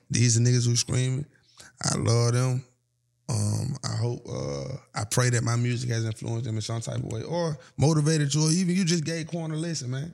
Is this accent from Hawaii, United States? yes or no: no; Atlanta, Georgia, United States; I'm from Atlanta